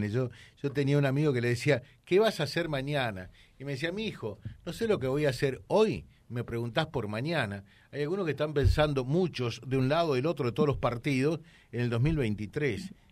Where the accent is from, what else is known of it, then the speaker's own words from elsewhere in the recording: Argentina; y lo digo como argentino, eh, más que como periodista y fuera de toda valoración ideológica